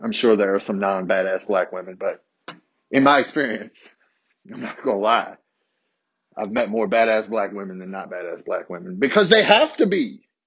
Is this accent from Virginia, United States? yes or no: yes; Harrisonburg, Virginia, United States; I grew up in Harrisonburg, a majority white city, small city